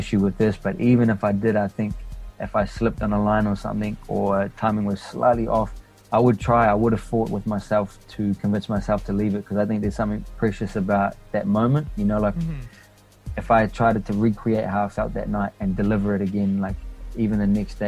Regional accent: Wellington, New Zealand; also born or lived in Papua New Guinea; now in Christchurch, New Zealand; I moved to NZ before I was 2 years old

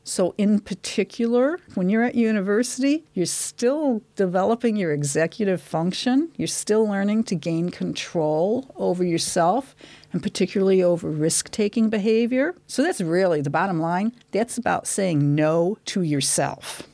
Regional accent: Detroit, Michigan, United States; moved away as an adult; now in Dunedin, New Zealand; I'm from Detroit, Michigan

